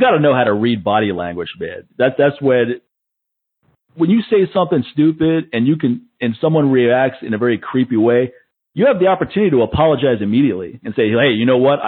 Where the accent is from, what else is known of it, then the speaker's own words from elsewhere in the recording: East Coast, United States; I'm from the East Coast